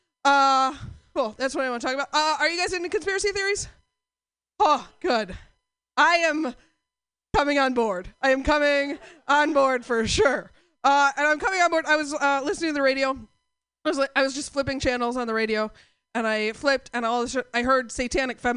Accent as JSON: {"language": "English", "town": "Portland", "country": "United States", "said": "I'm from Portland"}